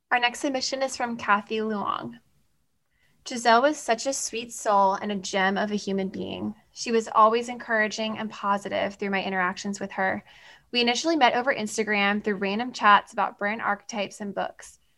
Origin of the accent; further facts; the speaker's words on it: Australia; given that I'm from Australia, it was as if there was not a whole world between us.